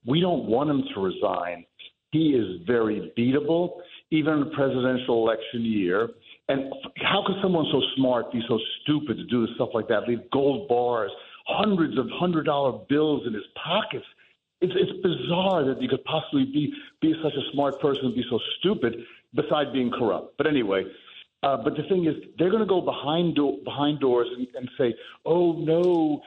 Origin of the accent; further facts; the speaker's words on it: Union City, New Jersey, United States; we grew up together in Union City